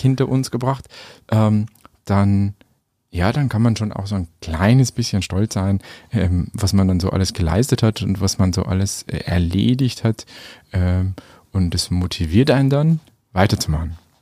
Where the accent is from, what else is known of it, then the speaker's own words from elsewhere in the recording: Schwandorf district, Upper Palatinate, Bavaria, Germany; also born or lived in Munich / Nuremberg / Vienna; Ich bin selber Oberpfälzer, komme aus dem Landkreis Schwandorf